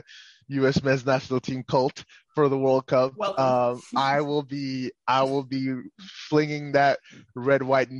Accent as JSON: {"language": "English", "country": "Nigeria", "tie": "born or raised there", "moved": "yes", "lives_now": "United States", "said": "I'm a Nigerian. I was born in Nigeria, grew up in Nigeria"}